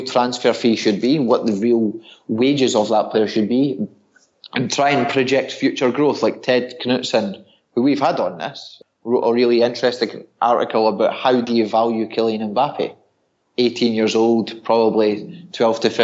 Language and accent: English; Scotland, United Kingdom; I'm Scottish